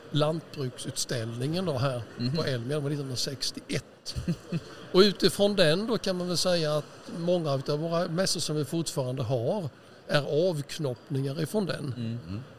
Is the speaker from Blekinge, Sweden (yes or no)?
no; Huskvarna, Jönköping County, Sweden